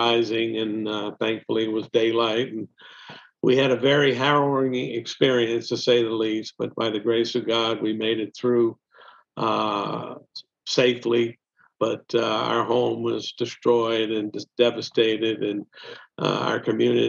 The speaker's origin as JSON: {"language": "English", "region": "Mississippi Gulf Coast", "country": "United States", "tie": "born or raised there", "also_born_or_lived": "Nashville, Tennessee", "moved": "as an adult", "said": "we made a decision to move back home to the Mississippi Gulf Coast in 2002."}